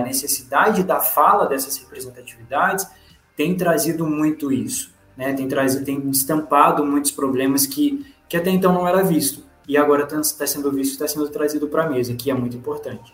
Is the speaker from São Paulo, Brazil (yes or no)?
no; Juiz de Fora, Minas Gerais, Brazil; Eu vim de um bairro chamado Olavo Costa, que é a periferia da cidade